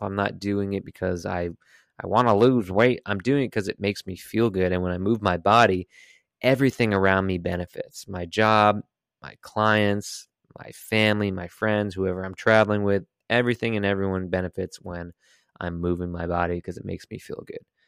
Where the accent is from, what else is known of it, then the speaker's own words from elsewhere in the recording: Connecticut, United States; I am from Connecticut.